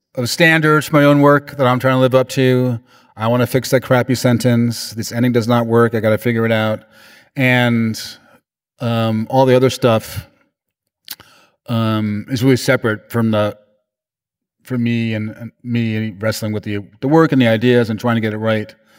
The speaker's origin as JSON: {"language": "English", "region": "New York", "country": "United States", "said": "I'm from New York"}